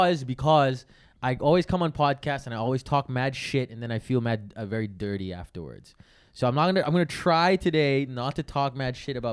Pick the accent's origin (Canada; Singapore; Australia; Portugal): Singapore; moved away; also born or lived in India; I didn't really grow up in India that much, but I grew up in Singapore